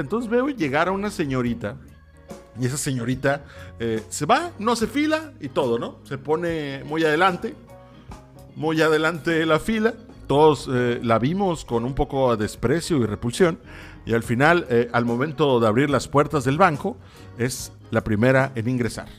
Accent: Mexico; Así somos los mexicanos

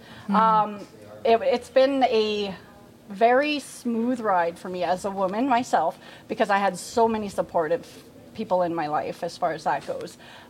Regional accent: Canada; growing up in Canada

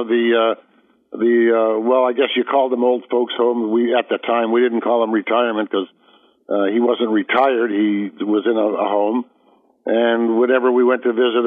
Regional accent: Toronto, Ontario, Canada; I was born in Toronto, Canada

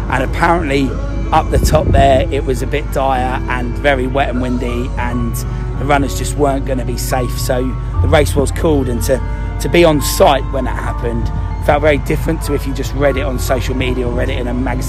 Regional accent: Cambridge, East of England, United Kingdom; And obviously we're from Cambridge, so in terms of elevation, we don't get any of that.

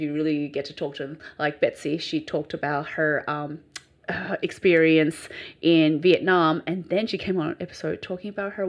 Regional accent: Australia; accent: bogan; I think I'm more Australian than you are.

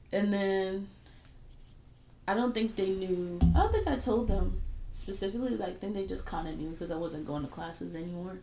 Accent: Fayetteville, United States; I grew up in Fayetteville

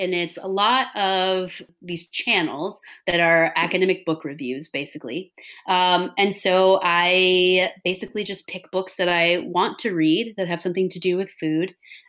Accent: Texas, United States; accent: Texas; So I grew up in Texas. I grew up on a cotton farm in the Texas Panhandle.

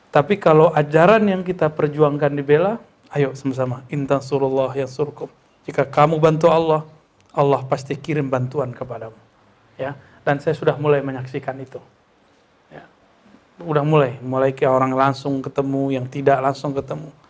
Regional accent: West Sumatra, Indonesia; Kalau di kampung saya, di Sumatera Barat, di Minangkabau

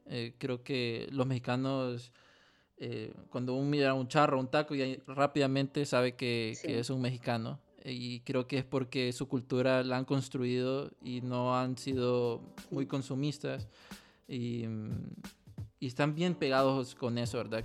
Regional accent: Honduras; como muchos hondureños

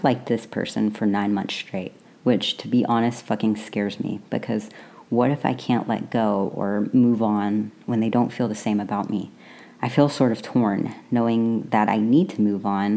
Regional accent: the South, United States; I grew up in the South where everything is fried or buttered

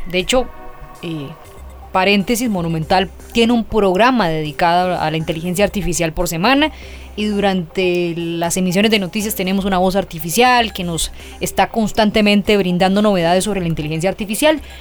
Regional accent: Costa Rica; yo pienso como tica

